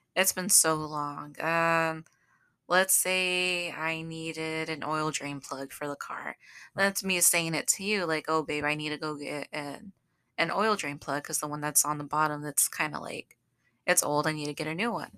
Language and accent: English; Southern, United States; accent: southern; I use my southern accent